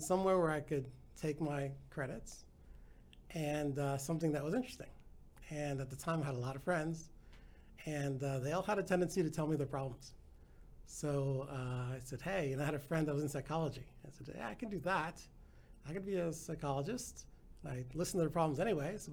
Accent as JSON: {"language": "English", "town": "Bayonne", "region": "New Jersey", "country": "United States", "tie": "born or raised there", "also_born_or_lived": "Colombia", "moved": "as an adult", "lives_now": "Dallas, United States", "said": "When I was 4, my parents had moved to New Jersey. So that's where I was brought up"}